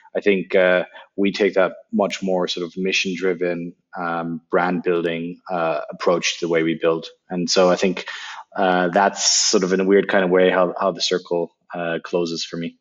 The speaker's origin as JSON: {"language": "English", "region": "Berlin", "country": "Germany", "tie": "born or raised there", "second_language": "English", "said": "I grew up in in what used to be the American sector um, in Berlin, and uh, that's where I learned English."}